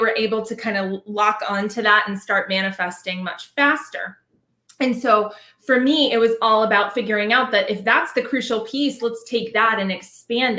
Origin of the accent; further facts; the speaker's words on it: Boston, Massachusetts, United States; now in Savannah, United States; I'm originally from Boston, Massachusetts, but I live now outside of Savannah, Georgia